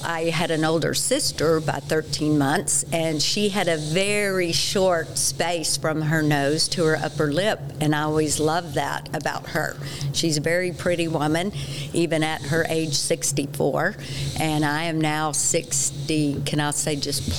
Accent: Texas, United States; accent: Texas; now in Colorado, United States; I will try to curb my Texas accent just a bit. Now that I'm a Coloradoan

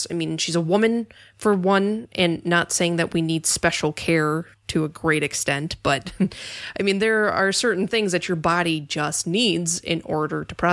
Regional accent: Minnesota, United States; I'm from Minnesota, and I don't sleep

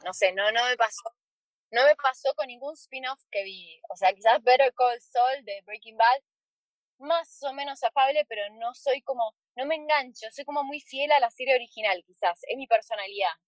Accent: Argentina; acá en Argentina

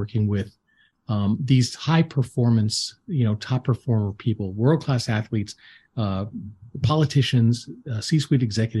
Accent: Atlanta, Georgia, United States; I'm from Atlanta. I've been up and down the East Coast

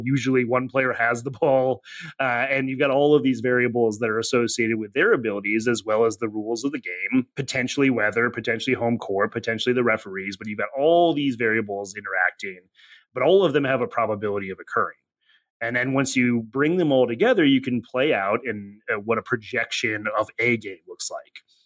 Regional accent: Janesville, Wisconsin, United States; moved away as an adult; now in Cincinnati, United States; came here for school, but actually grew up in uh, Janesville, Wisconsin, a relatively small town

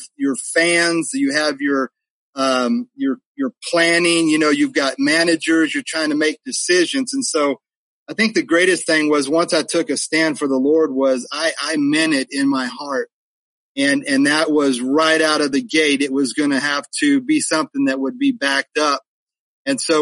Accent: Reno, Nevada, United States; moved away; also born or lived in California / Texas; he would eventually move to Reno, Nevada, where I competed in high school rodeo. We were there my junior high and high school years

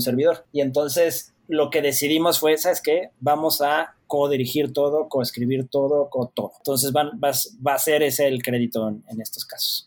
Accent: Mexico; dos directores mexicanos

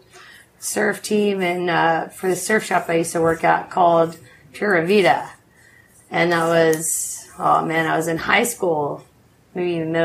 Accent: Charleston, South Carolina, United States; moved away as an adult; also born or lived in Montreal, Canada; now in Nicaragua; growing up in Charleston, South Carolina, for me, like, I always felt like the black sheep

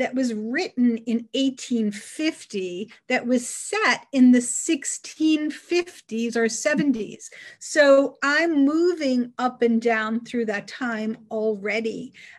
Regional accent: Long Island, New York, United States; I grew up on Long Island

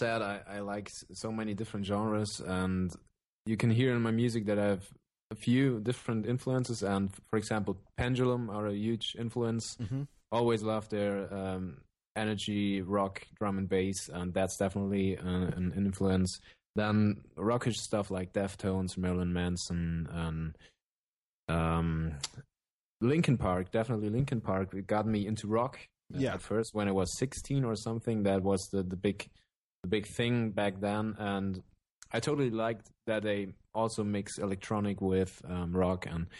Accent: Germany; from Germany. I'm 26 years old

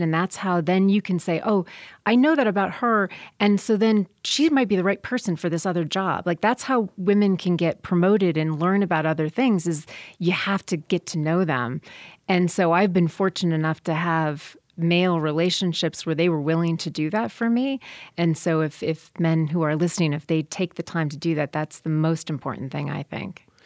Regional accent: South Bend, Indiana, United States; I grew up in South Bend, Indiana, so watching football since before I could talk

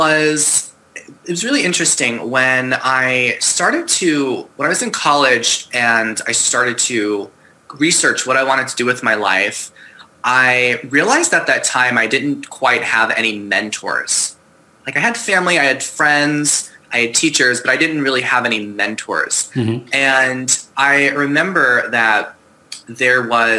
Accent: Long Island, New York, United States; moved away as an adult; also born or lived in Boston / China / Vancouver, Canada; now in Seattle, United States; I'm originally from Long Island, New York

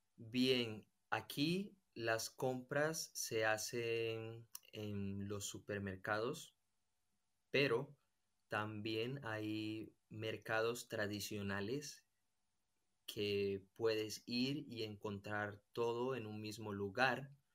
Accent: Colombia; moved away as an adult; now in Spain; soy de Colombia y tengo 28 años. Estoy viviendo aquí en España

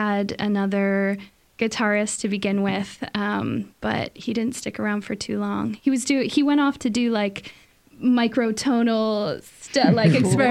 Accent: Kingston, Ontario, Canada; I'm born and raised in Kingston

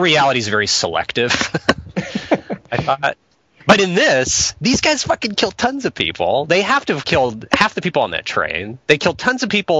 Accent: Arkansas, United States; I'm from Arkansas.

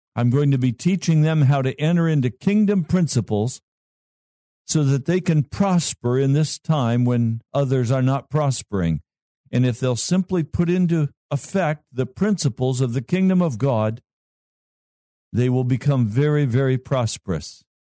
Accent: Colorado, United States; That's my home state

